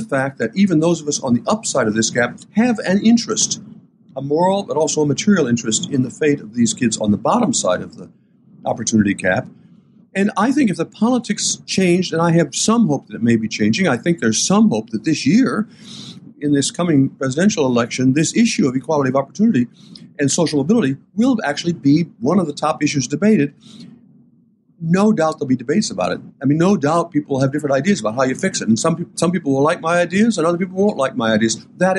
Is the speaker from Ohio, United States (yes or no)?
yes; Port Clinton, Ohio, United States; When I was growing up in Port Clinton and my parents talked about doing things for our kids here in town